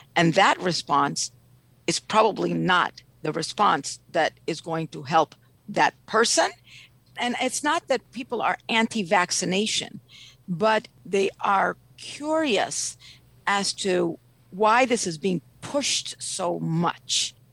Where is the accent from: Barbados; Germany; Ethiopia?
Ethiopia; now in Washington, D.C., United States; I'm originally from Ethiopia.